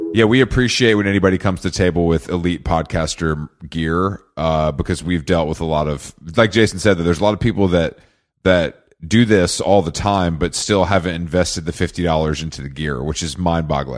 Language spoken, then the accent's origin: English; Atlanta, Georgia, United States; I'm from Atlanta